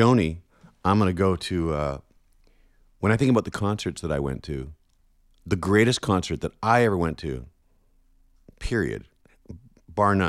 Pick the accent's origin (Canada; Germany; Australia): Canada; being Canadian